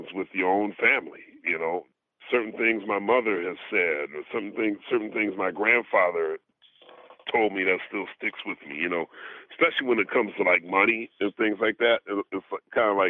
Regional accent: Philadelphia, Pennsylvania, United States; my hometown is just, I'm so proud of Philly

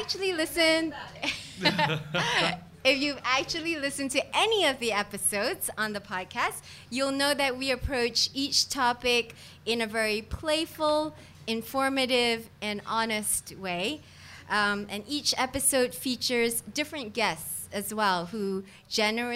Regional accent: Singapore; I grew up in Singapore

